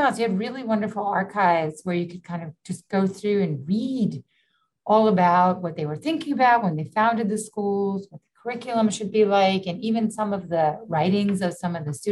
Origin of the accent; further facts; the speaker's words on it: New York City, New York, United States; Yeah you know, I grew up in the in New York City during the 70s and 80s, which was far more dangerous